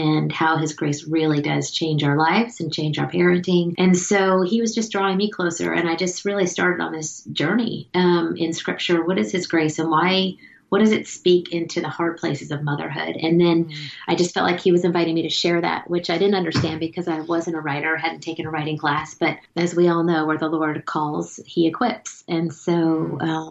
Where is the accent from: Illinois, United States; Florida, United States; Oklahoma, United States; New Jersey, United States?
Florida, United States; South; moved away as an adult; also born or lived in Auburn, Alabama; now in Connecticut, United States; I grew up in South Florida